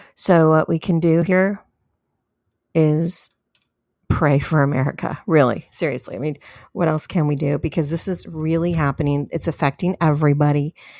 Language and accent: English; California, United States; in the state of California, which is my home state